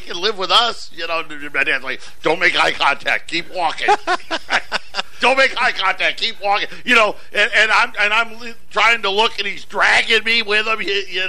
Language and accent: English; Syracuse, New York, United States; when I was growing up in Syracuse, we'd go see Yankee games.